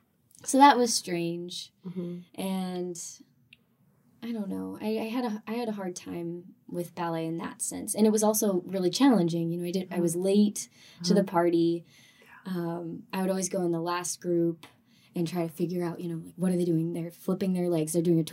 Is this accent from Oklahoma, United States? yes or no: no; California, United States; also born or lived in North Carolina; So, I grew up in Southern California, half Southern California, half North Carolina. We moved a lot back and forth.